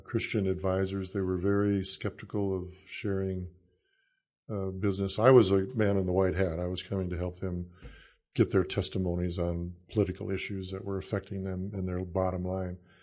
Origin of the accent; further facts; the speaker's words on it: Salem, South Dakota, United States; also born or lived in Iowa / Kansas / Illinois; now in Nebraska, United States; I grew up in South Dakota